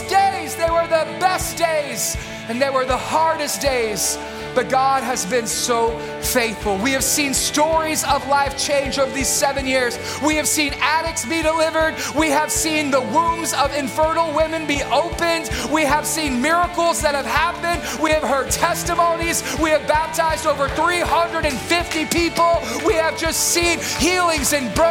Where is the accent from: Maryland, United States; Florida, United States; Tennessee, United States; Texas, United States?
Texas, United States; Beaumont; moved away as an adult; also born or lived in New York; when we moved from New York back home to Beaumont